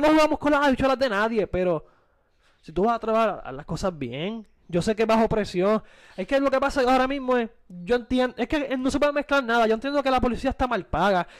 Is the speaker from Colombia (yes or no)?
no; Puerto Rico; como puertorriqueño